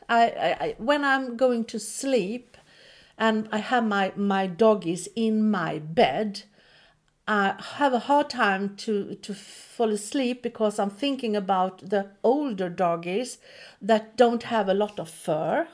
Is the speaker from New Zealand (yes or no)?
no; Sweden; now in Nazaré, Portugal; I'm from Sweden